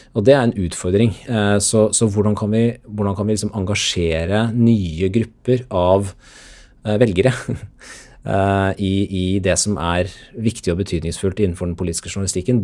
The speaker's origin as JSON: {"language": "Norwegian", "town": "Sarpsborg", "region": "Østfold", "country": "Norway", "moved": "yes", "said": "før NTB i lokalavisa hjemme i Sarpsborg"}